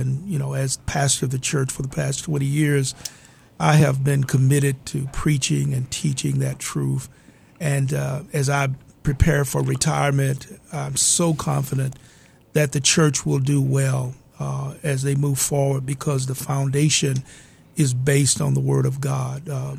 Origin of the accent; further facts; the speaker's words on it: Buchanan, Tennessee, United States; But I grew up in Northwest Tennessee in a little community called Buchanan. It was a farming community.